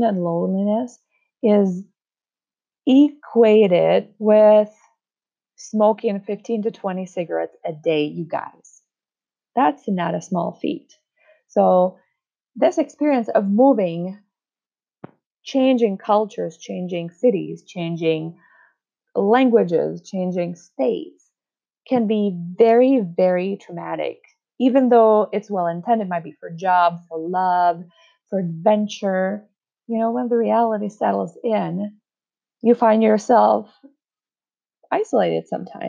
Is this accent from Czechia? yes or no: yes; Czechia; accent: Czech; first language Czech; English is a second language; English is my second language. My first language is Czech